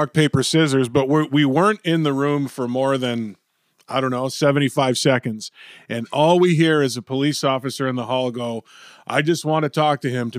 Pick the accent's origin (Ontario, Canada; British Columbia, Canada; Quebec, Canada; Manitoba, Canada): Ontario, Canada; Cornwall; I'm from Cornwall, Ontario